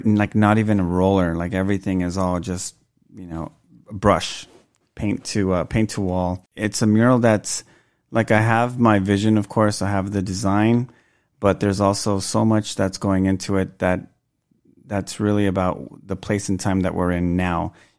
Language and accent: English; Los Angeles, California, United States; I was surrounded by that a lot when I grew up in Boyle Heights.